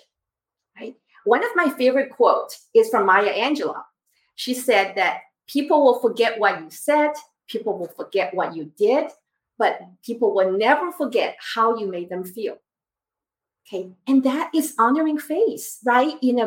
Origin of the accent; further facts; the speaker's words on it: Taiwan; moved away; I grew up in Taiwan.